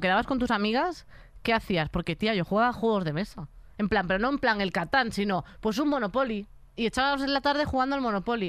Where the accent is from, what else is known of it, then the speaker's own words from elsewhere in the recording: a town next to A Coruña, Galicia, Spain; yo iba a un pueblo de al lado